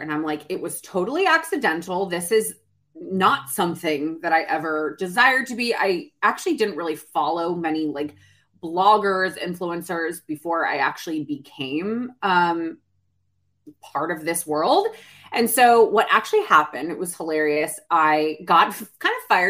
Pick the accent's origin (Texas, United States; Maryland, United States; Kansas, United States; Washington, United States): Texas, United States; now in Brooklyn, New York, United States; I'm from Texas